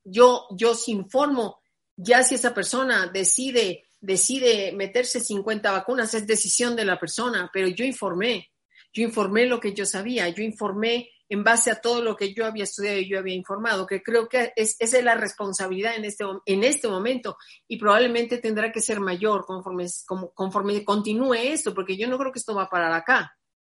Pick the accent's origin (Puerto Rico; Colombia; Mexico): Mexico; yo soy mexicana